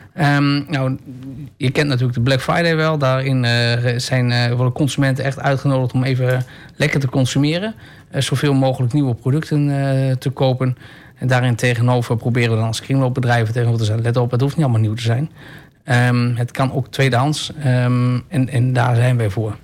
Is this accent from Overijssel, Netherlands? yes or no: yes; Enschede, Overijssel, Netherlands; also born or lived in Almelo; toen ik als jongetje, uh, eh, Enschede's jongetje van, twee, van 15 jaar